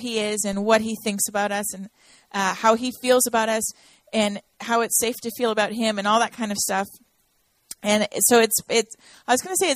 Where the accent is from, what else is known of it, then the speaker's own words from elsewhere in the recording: Toronto, Ontario, Canada; now in Nashville, United States; I am from Toronto, Canada. I was born there